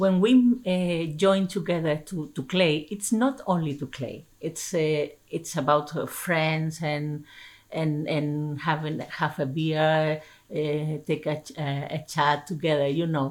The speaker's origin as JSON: {"language": "English", "country": "Spain", "said": "I came from Spain"}